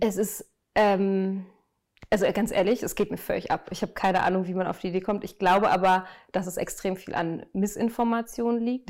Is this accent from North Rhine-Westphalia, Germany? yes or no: yes; Münster, North Rhine-Westphalia, Germany; moved away as an adult; also born or lived in Dortmund; now in Berlin, Germany; gebürtig bin ich aus Münster, ähm, in Nordrhein-Westfalen, schön im Münsterland gelegen. Äh, da bin ich geboren, aufgewachsen.